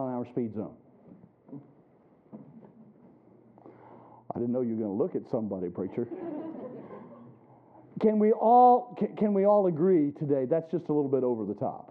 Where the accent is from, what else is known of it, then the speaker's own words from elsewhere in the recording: South Carolina, United States; now in Ohio, United States; when I was a boy growing up in South Carolina